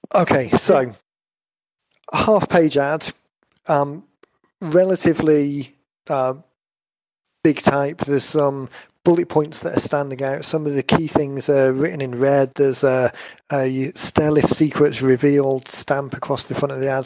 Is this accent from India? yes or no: no; North Wales, United Kingdom; where I grew up in in North Wales